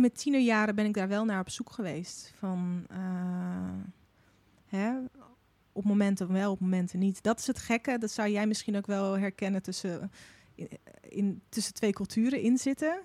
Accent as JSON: {"language": "Dutch", "town": "Moordrecht", "region": "South Holland", "country": "Netherlands", "tie": "born or raised there", "also_born_or_lived": "Russia", "moved": "as an adult", "lives_now": "Utrecht, Netherlands", "said": "ik ben dus eh, op mijn zevende hier naartoe gekomen. En toen heb ik tot mijn achttiende in een dorpje genaamd nou, Moordrecht gewoond"}